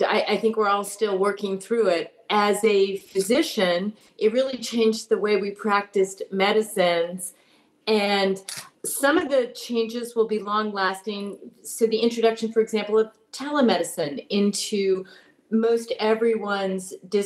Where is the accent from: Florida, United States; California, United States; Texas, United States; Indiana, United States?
California, United States; Berkeley; I was born in Berkeley, California